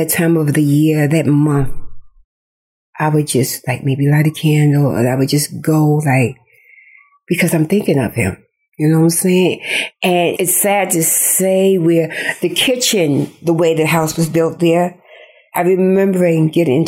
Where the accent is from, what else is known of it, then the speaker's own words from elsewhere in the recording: New York, United States; also born or lived in Charleston, South Carolina; My aunt brought me to New York at the age of 7